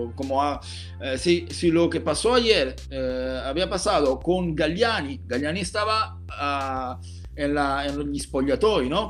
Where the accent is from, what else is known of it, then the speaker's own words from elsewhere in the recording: Pescara, Abruzzo, Italy; Spanish is a second language; mi pescara, mi, mi pueblo, mi ciudad